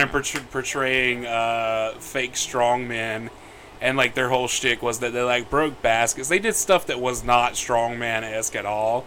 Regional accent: the South, United States; I was raised a boy in the South

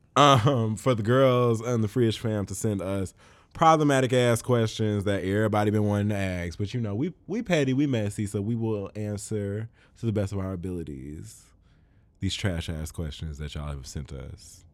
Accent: Chicago, Illinois, United States; I'm from Chicago.

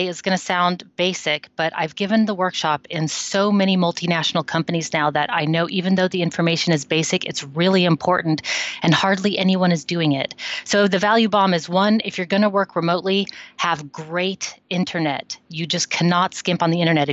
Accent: United States; now in Netherlands; I'm an American living in the Netherlands for a long time now

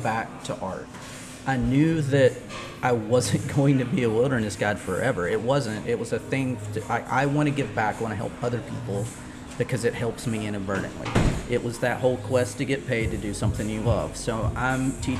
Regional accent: Charlotte, North Carolina, United States; also born or lived in Asheville, North Carolina; I grew up in the Charlotte area

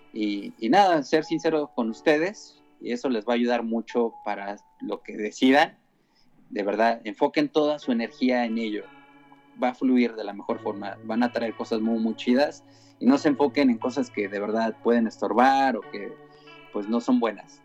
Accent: Tijuana, Baja California, Mexico; moved away; yo soy de Tijuana

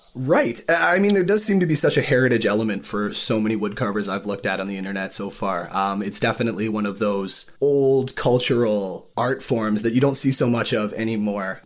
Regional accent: Manitoba, Canada; accent: Manitoba; I'm from Manitoba

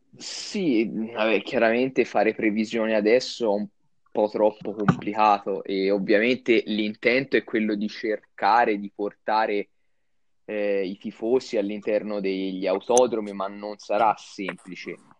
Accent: Tuscany, Italy; io sono toscano vero e abito a un'ora e un quarto, un'ora e mezzo dall'autodromo del Mugello

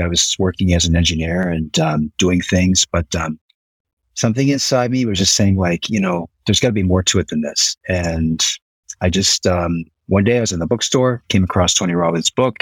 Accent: Nova Scotia, Canada; moved away as an adult; now in Osaka, Japan; was born and raised in Nova Scotia, Canada.

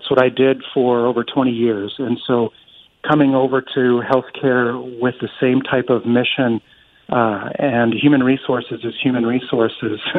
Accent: Western Montana, United States; moved away as an adult; now in Tri-Cities, United States; I grew up in Western Montana, and I left Montana and spent nearly 21 years with the U.S. Coast

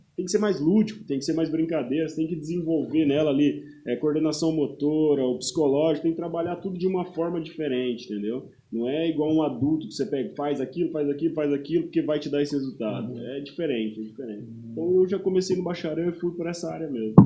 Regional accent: Uraí, Paraná, Brazil; moved away as an adult; now in Londrina, Brazil; Eu sou de Uraí

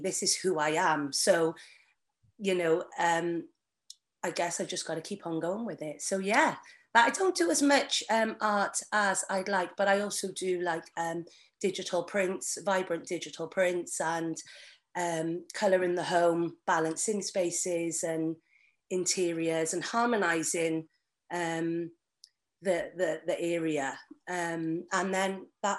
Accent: Barry, Wales, United Kingdom; also born or lived in Manchester; And we came over to Barry, South Wales, and I've been here all my life.

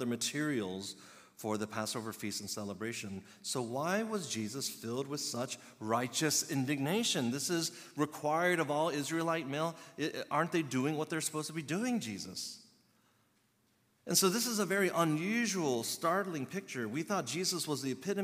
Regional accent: Chicago, Illinois, United States; I was born in Chicago, but my heritage ethnicity is Korean

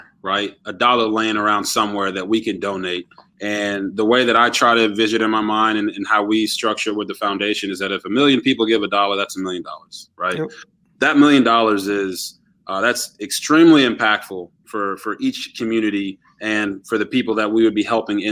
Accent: Texas, United States; also born or lived in Japan; now in Baltimore, United States; I was born in Japan, actually, but I'm a Texas raised kid

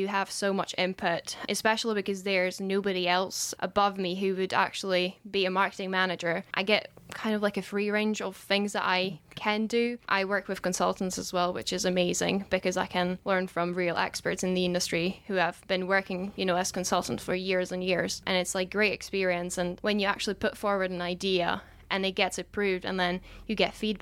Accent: Czechia; moved away as an adult; now in Scotland; I'm from Czech Republic

